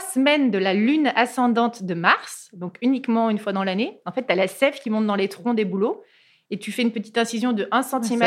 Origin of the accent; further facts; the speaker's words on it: Cantal, Aurillac, Auvergne-Rhône-Alpes, France; je suis originaire d'Auvergne, du Cantal